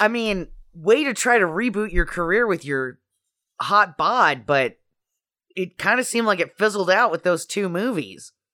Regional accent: Idaho, United States; moved away; I'm from Idaho

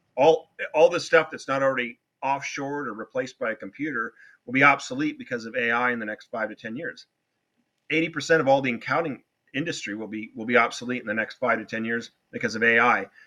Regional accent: Newport Beach, California, United States; I had a great elementary school when I was growing up in Newport Beach, California

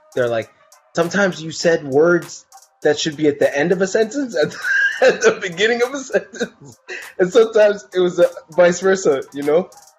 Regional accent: Toronto, Ontario, Canada; I grew up in Scarborough, so there was basically, you would see like Tamil people, white people, everybody, Asian people saying Wallahi

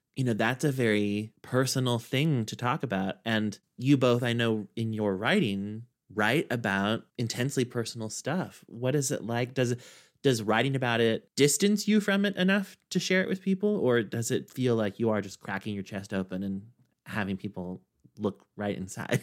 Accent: Kansas, United States; now in New York, United States; in Kansas, in my hometown, where I knew everybody

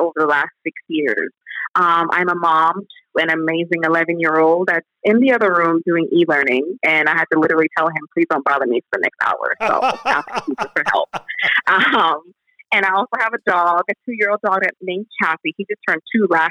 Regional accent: Jamaica; also born or lived in United States; now in Indianapolis, United States; I was born in Jamaica many moons ago, and I migrated to the United States of America in 1998.

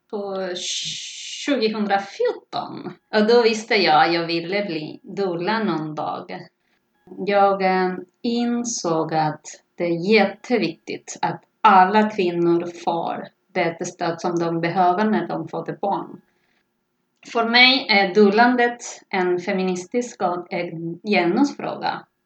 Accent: Argentina; Swedish is a second language; moved away as an adult; now in Stockholm, Sweden; Jag har bott i Stockholm sedan 2005. Jag kommer från Argentina så att jag kan dubbla på spanska, förutom svenska och engelska såklart.

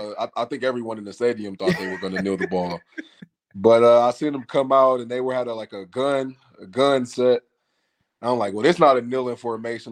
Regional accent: Savannah, Georgia, United States; also born or lived in Flint, Michigan; now in Atlanta, United States; I moved to, uh, Savannah, Georgia when I was nine years o-, ten years old, I believe, one of the two. And I, I came to move to Atlanta with my father in twenty sixteen

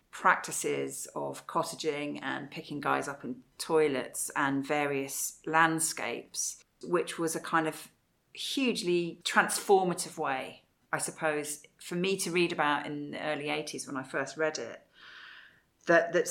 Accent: Wales, United Kingdom; also born or lived in England; I grew up partly in Wales, where it had

